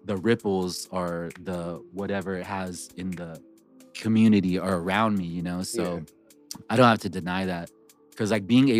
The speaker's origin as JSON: {"language": "English", "town": "Riverside", "region": "California", "country": "United States", "tie": "born or raised there", "also_born_or_lived": "Vietnam", "moved": "as an adult", "lives_now": "Los Angeles, United States", "said": "I grew up in SoCal in Riverside"}